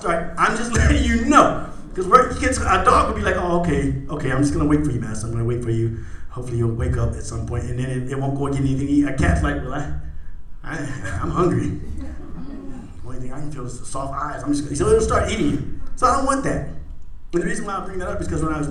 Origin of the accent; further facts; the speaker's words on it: Indiana, United States; moved away as an adult; now in Arizona, United States; I'm from Indiana